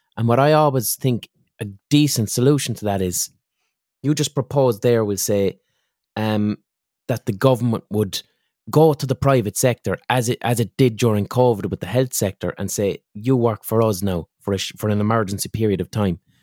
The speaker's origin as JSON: {"language": "English", "country": "Ireland", "said": "as an Irish person"}